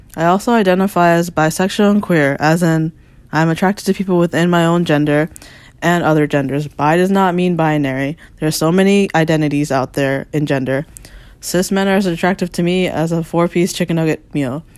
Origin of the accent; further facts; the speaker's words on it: Falls Church, Virginia, United States; moved away as an adult; also born or lived in Washington, D.C. / Maryland; now in Brooklyn, New York, United States; I am from Falls Church, Virginia, but currently located in Brooklyn, New York.